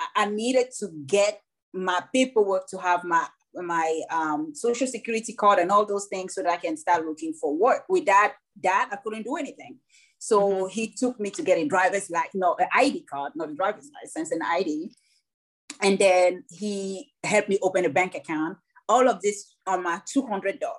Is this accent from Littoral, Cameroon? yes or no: yes; Douala, Littoral, Cameroon; also born or lived in Nashua, New Hampshire; now in United States; My whole my whole life as a child happened in Cameroon, in Douala and and Longase